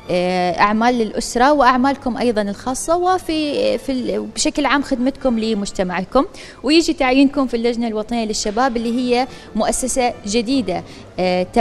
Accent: Oman; منذ بداية الحراك الشبابي اللي صار عندنا في سلطنة عمان

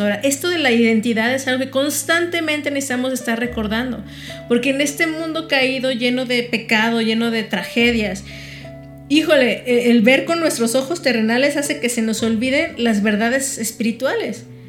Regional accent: Mexico; Yo simplemente nací aquí, me registraron aquí y soy mexicana.

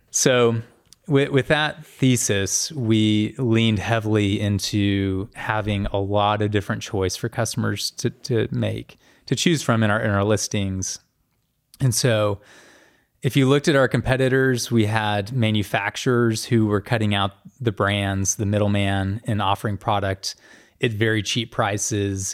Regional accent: Norman, Oklahoma, United States; I grew up in Norman, um, went to the University of Oklahoma, which is in Norman

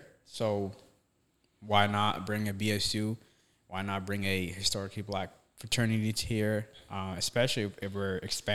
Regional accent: Vermont, United States; moved away; I'm from Vermont

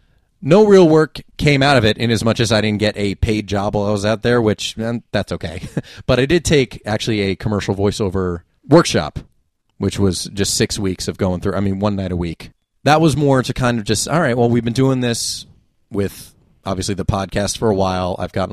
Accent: New Jersey, United States; Which I always hesitate to say I'm from the Jersey Shore

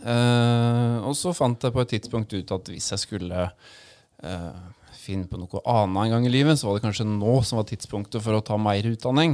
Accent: Drangedal, Vestfold og Telemark, Norway; also born or lived in Ås, Akershus / Porsgrunn; ja da, er jeg er ordentlig Drangedal. Ja. Uh, født og oppvokst i et uh, helt uh, vanlig bolighus i skaukanten

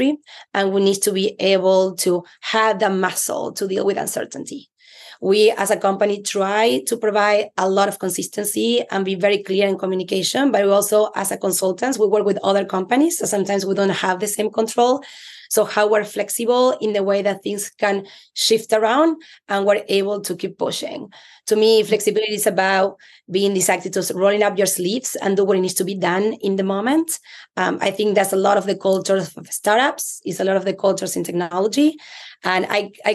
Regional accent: Argentina; English is a second language; moved away as an adult; now in United States; I'm Latina. You can tell by my accent. I'm from Argentina, moved to the US 17 years ago.

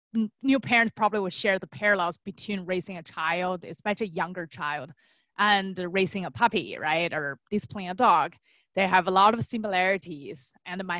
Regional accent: China; moved away; I was born and raised in China

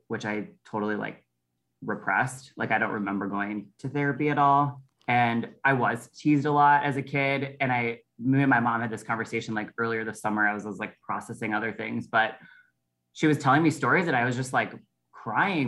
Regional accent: Prior Lake, Minnesota, United States; I grew up in Prior Lake

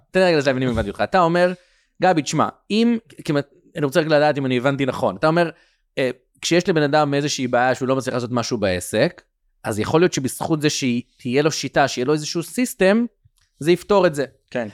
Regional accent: Kiryat Sefer, Israel; also born or lived in United States / Tel Aviv; גדלתי בבית חרדי בארצות הברית, אה, בגיל שמונה עליתי לארץ ועברנו למקום שקוראים לו קריית ספר

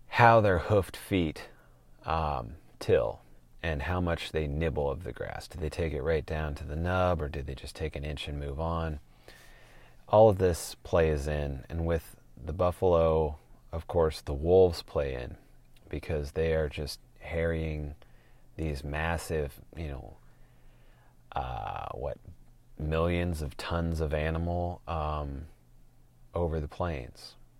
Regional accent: Portland, Oregon, United States; moved away as an adult; also born or lived in Utah; born and raised in Portland, seventh or eighth generation

